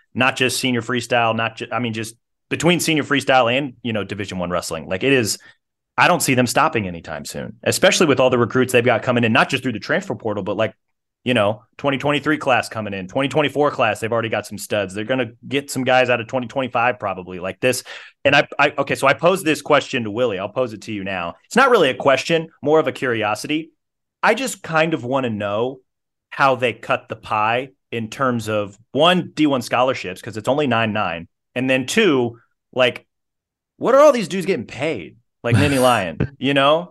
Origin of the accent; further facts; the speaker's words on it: Kansas City, Missouri, United States; I'm from Kansas City, grew up a Mizzou fan.